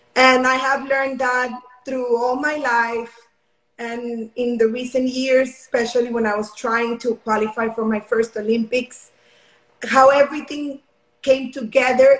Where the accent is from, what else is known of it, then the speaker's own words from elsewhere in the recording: Mexico; now in Houston, United States; I'm currently from Mexico. Um, right now, my family and I live in Houston, Texas.